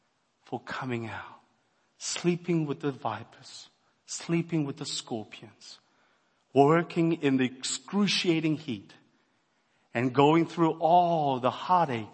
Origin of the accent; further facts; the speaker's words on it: South Korea; I'm from Korea